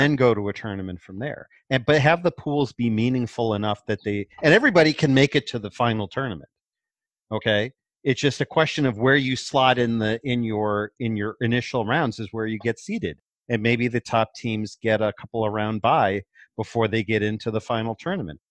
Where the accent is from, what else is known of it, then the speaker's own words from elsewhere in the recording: Cleveland, Ohio, United States; I grew up in Cleveland